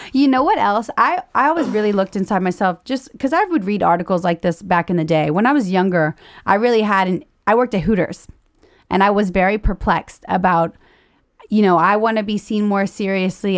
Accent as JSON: {"language": "English", "region": "Louisiana", "country": "United States", "said": "I'm broke from Louisiana"}